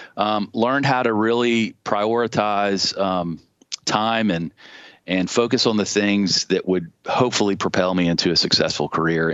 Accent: Charleston, South Carolina, United States; I was born in Charleston. Uh, had a great childhood. I grew up on James Island

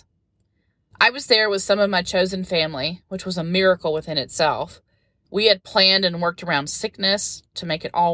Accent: North Carolina, United States; I've lived here my whole life and never been. It was such an amazing adventure to do something I'd never done in my home state.

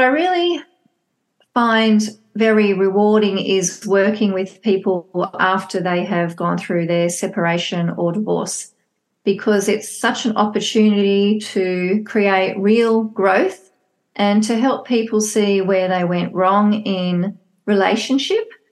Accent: Australia; I live, born and bred in Australia.

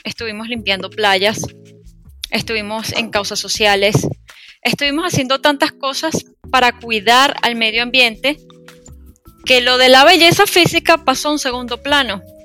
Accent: Venezuela; en mi país, en Venezuela

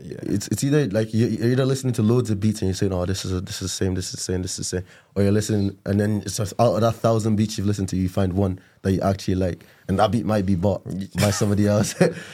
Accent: Nigeria; moved away; I'm Nigerian, so is he. We're both Nigerian boys.

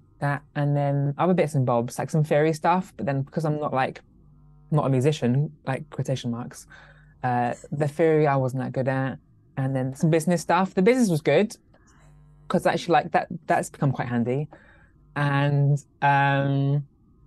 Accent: Cornwall, South West England, United Kingdom; I'm Cornish by birth

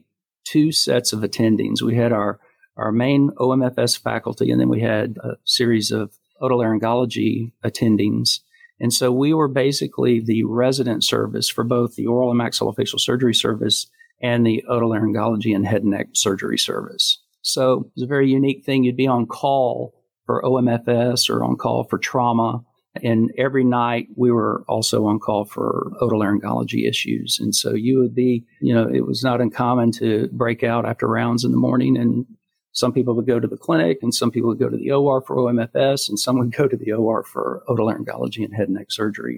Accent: Texas, United States; moved away as an adult; also born or lived in Jacksonville / Savannah, Georgia; now in Charlotte, United States; I grew up in Texas

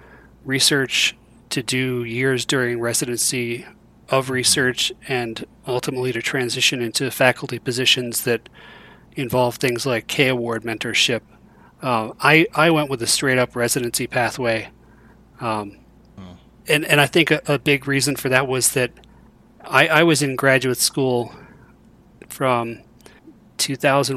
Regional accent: Rochester, New York, United States; moved away as an adult; also born or lived in Dallas, Texas / Columbus, Ohio; now in Colorado, United States; I grew up near Rochester, New York

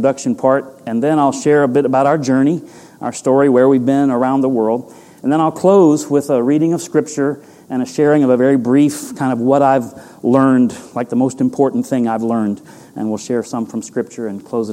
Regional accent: Tampa Bay area, Florida, United States; moved away as an adult; also born or lived in Fort Worth, Texas / South Carolina / Kuala Lumpur, Malaysia; I was born and raised in the Tampa Bay area of Florida.

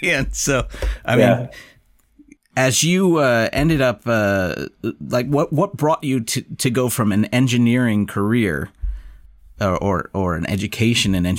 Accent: United States; as an American

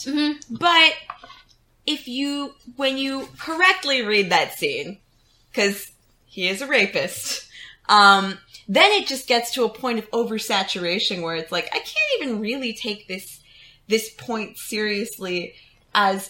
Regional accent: Texas, United States; Texas, my home state.

